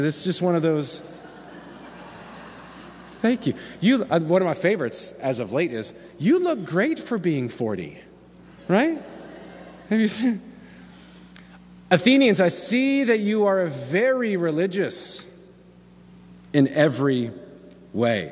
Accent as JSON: {"language": "English", "town": "Slidell", "region": "Louisiana", "country": "United States", "moved": "yes", "said": "I was from Slidell."}